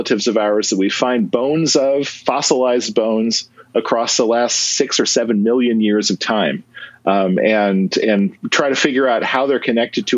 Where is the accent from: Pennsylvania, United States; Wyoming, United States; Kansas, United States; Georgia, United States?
Kansas, United States; Western; moved away; I grew up in Western Kansas, and when I was a kid, I used to find fossils